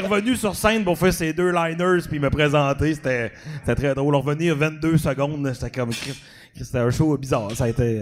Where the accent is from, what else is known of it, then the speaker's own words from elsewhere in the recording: Dolbeau-Mistassini, Quebec, Canada; also born or lived in Montreal; si je viens de Dolbeau